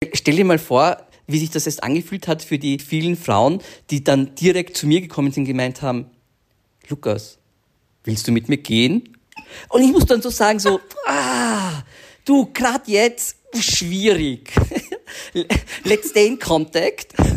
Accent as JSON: {"language": "German", "region": "Vienna", "country": "Austria", "tie": "born or raised there", "said": "wir sind ja aus Wien und in Wien muss man einfach mit 15, 16 in die Tanzschule gehen."}